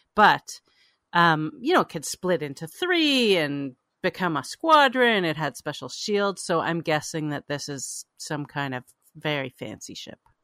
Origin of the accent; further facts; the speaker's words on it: Canada; now in United States; I grew up in Canada